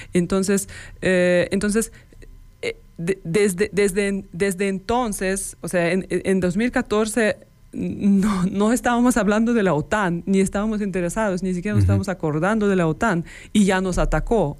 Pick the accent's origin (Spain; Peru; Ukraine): Ukraine; Spanish is a second language; moved away as an adult; also born or lived in Dresden, Germany; now in León, Mexico; yo nací en Ucrania y viví eh, felizmente los primeros 22 años ahí